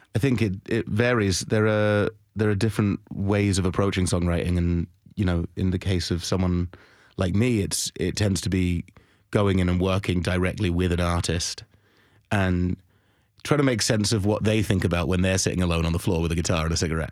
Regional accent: London, United Kingdom; moved away; I'm from London

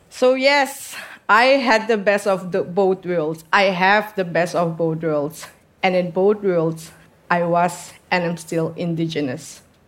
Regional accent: southern Suriname, Suriname; I come from the south of Suriname, near the border with Brazil and French Guyana. I am from Amazonia. I am Wayana. I was born in a small settlement with 150

